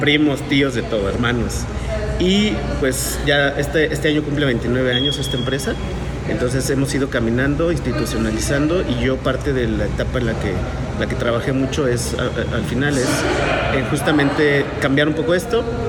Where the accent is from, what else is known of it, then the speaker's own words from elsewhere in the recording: Mexico City, Mexico; moved away as an adult; now in Querétaro, Mexico; vengo de la Ciudad de México, nací allá, pero ya queretano adoptado como muchos de nosotros. Ya llevo aquí, no sé, creo que 16 años aquí en Querétaro